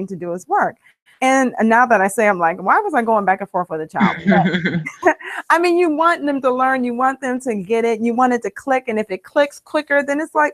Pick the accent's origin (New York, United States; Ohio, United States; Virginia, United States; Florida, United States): Ohio, United States; now in Maryland, United States; I live in Maryland. I'm from Ohio, but we reside here in Maryland